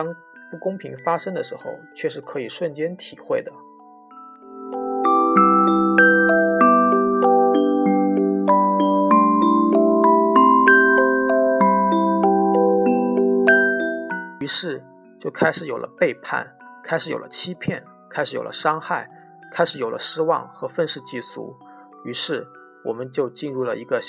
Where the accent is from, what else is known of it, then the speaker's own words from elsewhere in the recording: Northeast China, China; 在我们东北老家，这叫够意思。